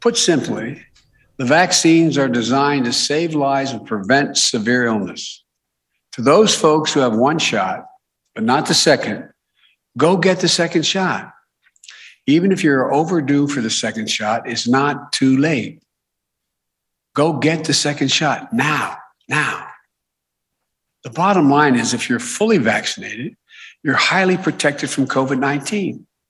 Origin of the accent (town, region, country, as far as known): Delaware, United States